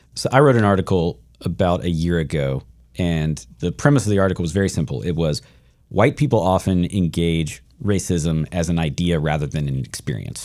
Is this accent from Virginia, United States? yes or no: yes; Shenandoah Valley, Virginia, United States; I grew up in Shenandoah Valley, Virginia, white, white, white, white, white